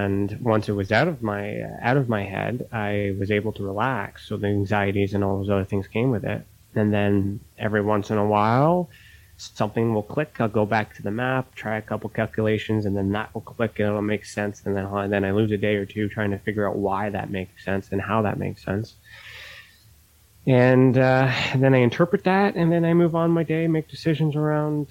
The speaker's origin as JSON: {"language": "English", "country": "Canada", "said": "me being Canadian"}